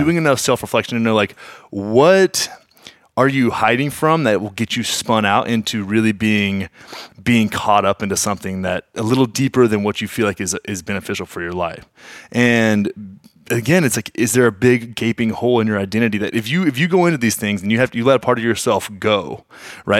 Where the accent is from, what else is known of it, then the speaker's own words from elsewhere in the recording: Graham, Texas, United States; I grew up in Graham, Texas, man. Nine thousand people